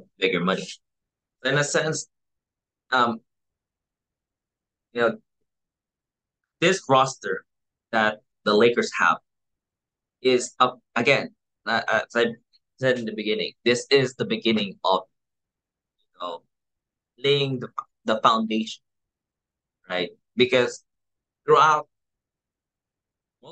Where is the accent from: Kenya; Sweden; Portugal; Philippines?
Philippines; in the Philippines, in my home country